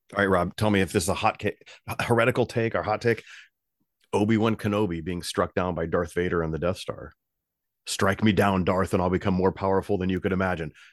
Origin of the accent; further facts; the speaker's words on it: United States; my own country